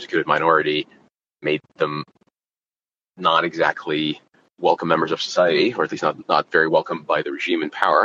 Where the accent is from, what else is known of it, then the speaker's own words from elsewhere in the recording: Kyiv, Ukraine; English is a second language; now in United States; I grew up in Kiev